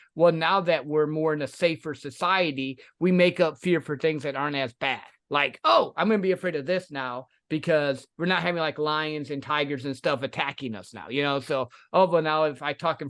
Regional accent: Midwest, United States; Yeah, I think it's that, and I grew up in the Midwest, and sales was taught that way.

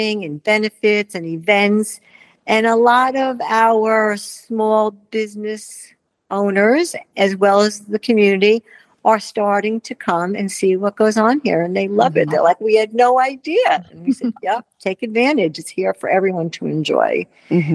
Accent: New York, United States; moved away as an adult; now in Wellington, United States; I'm a New Yorker

